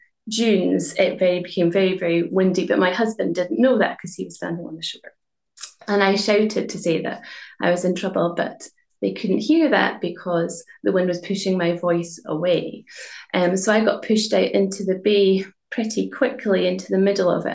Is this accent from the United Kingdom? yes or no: yes; Inverness, Scotland, United Kingdom; I'm from Inverness